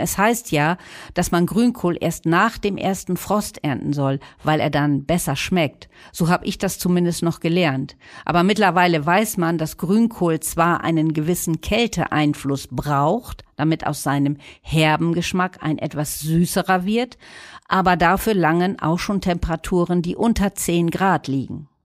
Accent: Northern Germany, Germany; wir Norddeutschen

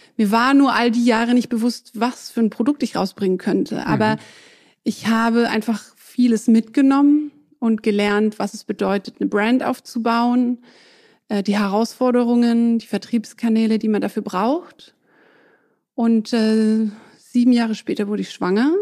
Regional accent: Southern Germany, Germany; first language French; moved away as an adult; also born or lived in England / France; now in Berlin, Germany; Ich bin in Süddeutschland aufgewachsen

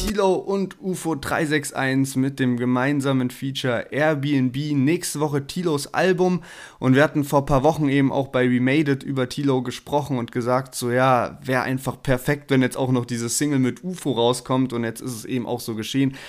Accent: the South, Southern Germany, Germany; also born or lived in Berlin; bei uns im Süden

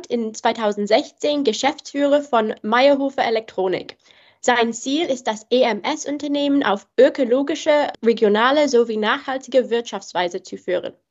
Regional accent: England, United Kingdom; German is a second language; bin ich Engländerin

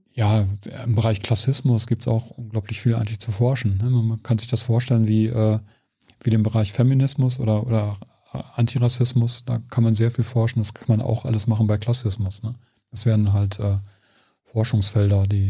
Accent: Germany; als Deutscher

